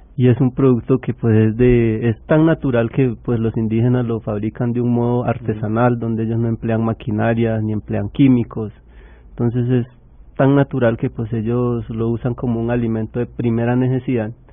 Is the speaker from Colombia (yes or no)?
yes; Colombia; nosotros como colombianos